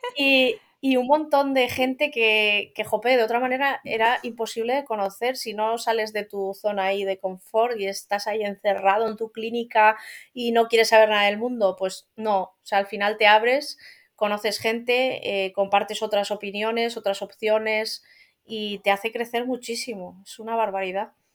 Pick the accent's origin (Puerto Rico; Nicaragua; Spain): Spain; Asturias; yo soy asturiana, yo vivo en Asturias